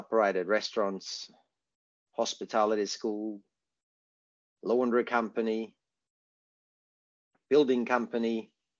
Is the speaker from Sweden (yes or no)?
yes; Sweden; moved away as an adult; now in Australia